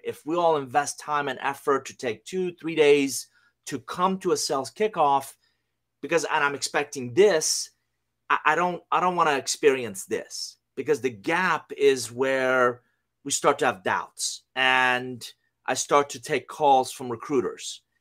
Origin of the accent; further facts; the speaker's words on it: Iran; English is a second language; also born or lived in United States; now in Atlanta, United States; I'm originally from Iran. Uh, I came to the U S in nineteen eighty-one with a suitcase, a hundred bucks, didn't know anybody, didn't speak a word of English.